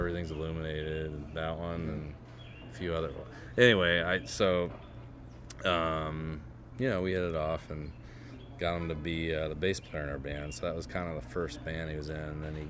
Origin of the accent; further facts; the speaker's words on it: Waynesboro, Virginia, United States; This is in Waynesboro, Virginia, so that's where I grew up. Yeah, so I grew up in Waynesboro, Virginia